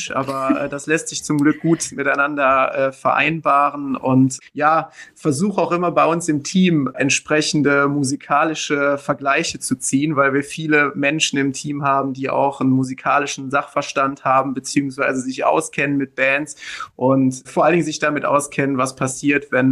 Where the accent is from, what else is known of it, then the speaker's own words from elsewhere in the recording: Rhineland, Germany; Also als echter Rheinländer kommt man am Thema Karneval ja gar nicht dran vorbei.